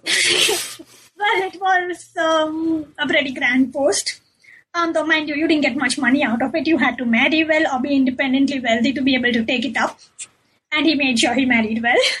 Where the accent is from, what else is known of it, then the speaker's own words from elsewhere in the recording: Mumbai, Maharashtra, India; moved away as an adult; also born or lived in Melbourne, Australia; now in England; I grew up in Bombay and, uh, you know, in the 80s and the 90s